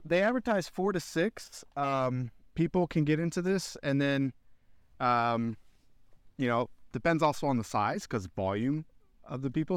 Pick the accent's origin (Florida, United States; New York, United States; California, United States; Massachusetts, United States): Florida, United States; Central; now in Knoxville, United States